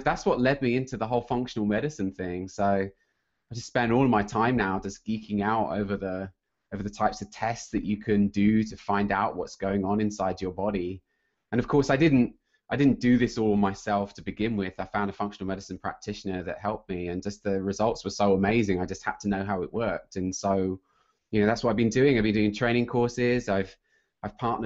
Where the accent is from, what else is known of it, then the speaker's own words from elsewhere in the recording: United Kingdom; accent: British; moved away as an adult; also born or lived in Sunnyvale, California; I'm British